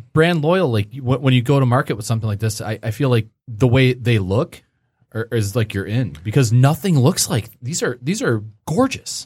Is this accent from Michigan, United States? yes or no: yes; Grosse Pointe, Michigan, United States; I grew up in the Grosse Pointe area